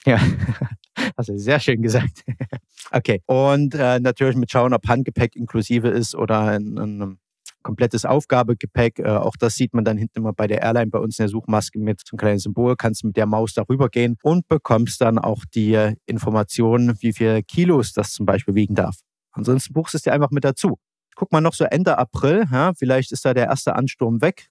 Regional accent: Saxony, Germany; als Sachse

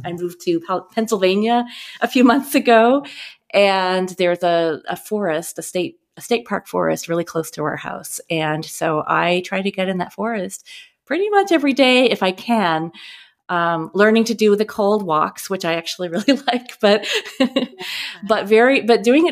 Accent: Eastern Canada, Nova Scotia, Canada; moved away; also born or lived in Tallahassee, Florida; growing up in Eastern Canada. I was born in Nova Scotia

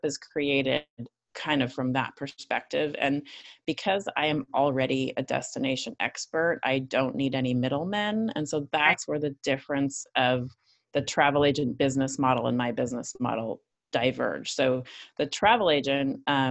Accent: Northern Canada, Canada; moved away as an adult; also born or lived in Italy / Stockholm / Milan; So I guess I'm originally Canadian. I grew up in Northern Canada, and then I left home

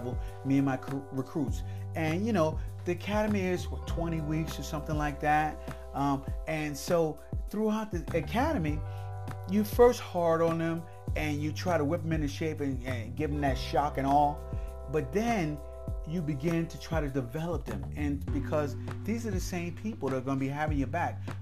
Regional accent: Rahway, New Jersey, United States; I was from Rahway

